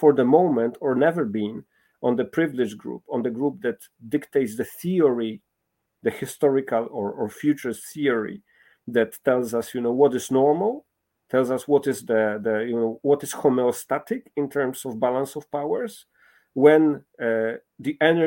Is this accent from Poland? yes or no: yes; Poland; I'm coming from Poland, a country that has been for centuries, contested